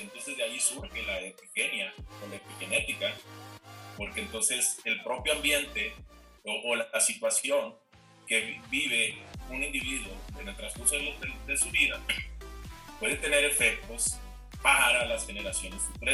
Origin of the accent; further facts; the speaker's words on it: Culiacán, Sinaloa, Mexico; moved away as an adult; now in Chihuahua, Mexico; regresarme entonces pues, a, mi tierra, a Culiacán